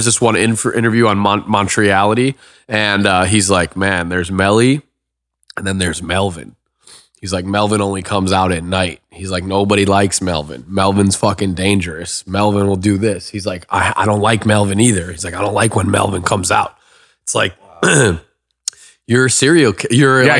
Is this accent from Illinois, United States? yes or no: yes; Evanston, Illinois, United States; now in Los Angeles, United States; Chicago. So Chicago. Evanston, Illinois, to be exact. It's so the first suburb north of Chicago.